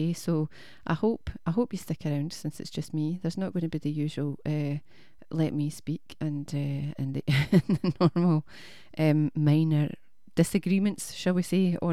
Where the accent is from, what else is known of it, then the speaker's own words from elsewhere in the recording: Scotland, United Kingdom; we're Scottish